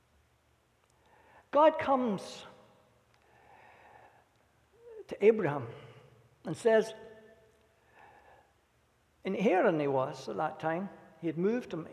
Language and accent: English; Scotland, United Kingdom; Being a Scot